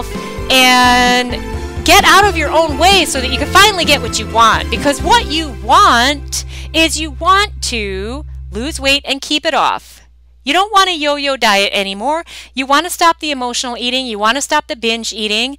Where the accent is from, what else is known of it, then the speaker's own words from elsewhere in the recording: Michigan, United States; I'm actually from Michigan